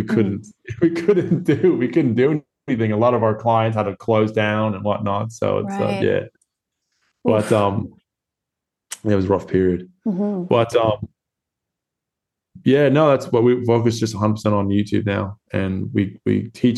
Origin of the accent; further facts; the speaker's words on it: Florida, United States; now in Perth, Australia; I was born in Florida